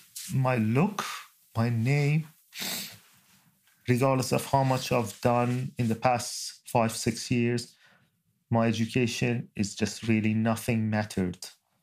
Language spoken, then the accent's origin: English; New Zealand; I'm a New Zealander. I've got a passport. And that's my delegation leader. He can confirm that I was with them. And this is my background. I came as a refugee.